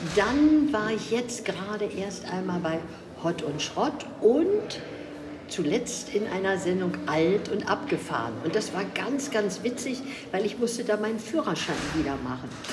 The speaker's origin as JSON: {"language": "German", "region": "Berlin", "country": "Germany", "tie": "born or raised there", "said": "Ich komme aus Berlin. Ich bin eine waschechte Berlinerin"}